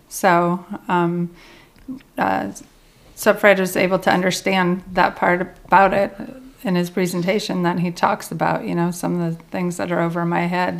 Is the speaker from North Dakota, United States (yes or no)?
yes; North Dakota, United States; now in Kentucky, United States; I grew up in North Dakota